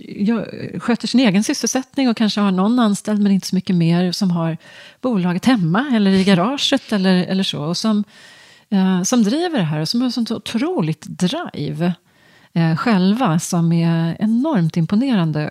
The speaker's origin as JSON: {"language": "Swedish", "area": "just outside Stockholm", "region": "Stockholm County", "country": "Sweden", "tie": "born or raised there", "also_born_or_lived": "Ydre, Östergötland (summers)", "said": "jag är uppvuxen strax utanför Stockholm"}